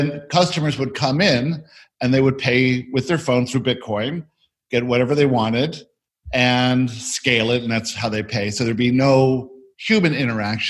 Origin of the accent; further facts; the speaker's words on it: Florida, United States; we grew up in Florida